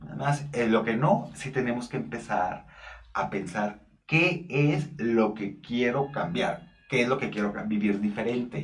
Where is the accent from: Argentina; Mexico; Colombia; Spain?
Mexico; northern Mexico; now in Mexico City, Mexico; soy norteño